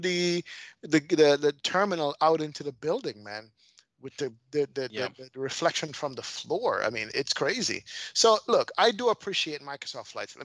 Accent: Jamaica; moved away; I'm Jamaican.

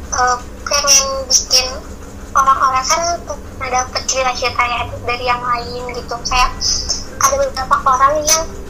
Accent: Sukabumi, West Java, Indonesia; aku asal dari Sukabumi

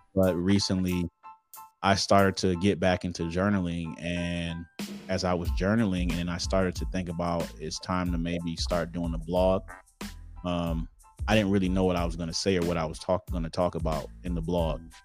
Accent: Detroit, Michigan, United States; accent: Detroit; So I'm from Detroit uh, Detroit, Michigan. Um, pretty much born, yeah, born and raised.

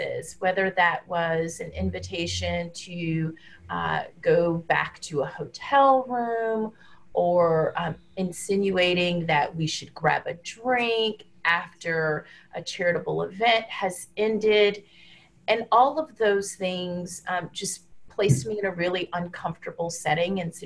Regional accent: Deep South, United States; now in Washington, D.C., United States; I grew up in the Deep South in the United States and still live in a southern city, the District of Columbia

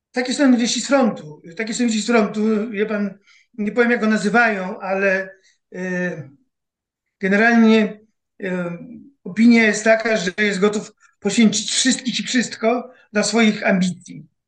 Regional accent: Poland

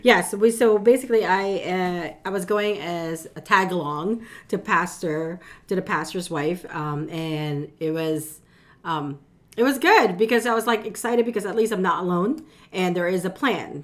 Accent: Philippines; now in United States; I was born in the Philippines, but most of my family, immediate, are, are already here in the U S

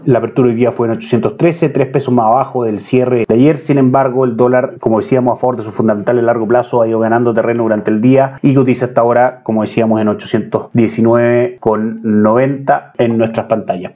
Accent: Chile

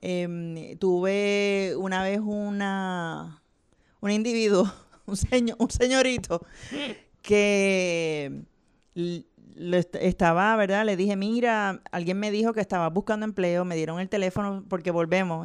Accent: Vega Alta, Puerto Rico; Yo soy de Vega Alta, así que trabajé en, uh. Claire's del Mall.

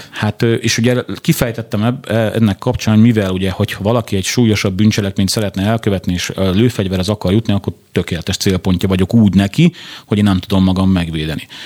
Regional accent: Pest, Hungary; én ugye mivel Pest megyei vagyok, a Pest megyei kapit, rendőrfőkapitányság, és ott elbírálják

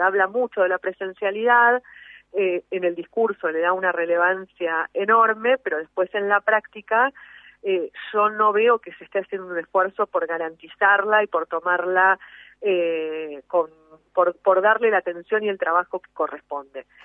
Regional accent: Argentina; todos somos argentinos, todos habitamos el mismo suelo

